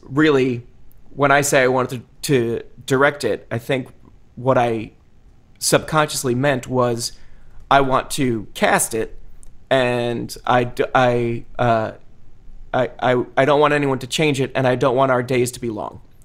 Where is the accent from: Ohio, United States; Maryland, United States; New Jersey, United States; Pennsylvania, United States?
New Jersey, United States; being from New Jersey